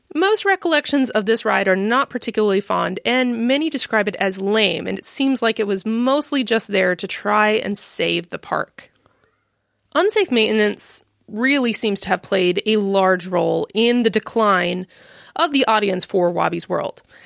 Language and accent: English; Midwest, United States; accent: American; given my accent, you can probably tell that I'm an American living in the Midwest